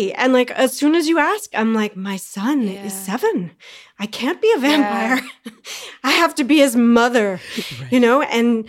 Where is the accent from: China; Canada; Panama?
Canada; I'm a weirdo from Canada